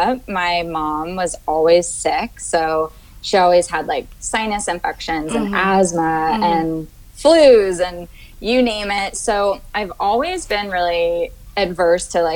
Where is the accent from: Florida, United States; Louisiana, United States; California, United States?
Florida, United States; also born or lived in Northern Virginia; I primarily grew up in Florida and I still live in South Florida now. So pretty much a Florida girl.